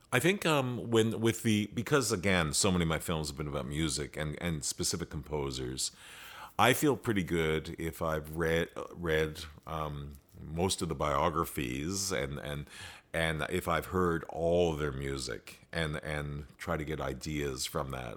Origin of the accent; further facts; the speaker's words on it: Canada; as Canadians, we have this strong American influence